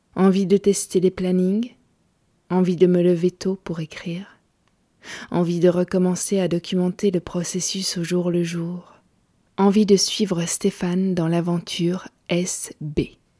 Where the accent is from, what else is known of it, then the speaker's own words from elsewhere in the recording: Gaume, Wallonia, Belgium; chez moi en Gaume